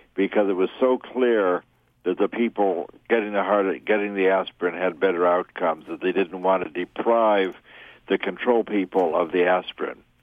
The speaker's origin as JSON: {"language": "English", "town": "New York City", "region": "New York", "country": "United States", "tie": "born or raised there", "said": "growing up in New York City"}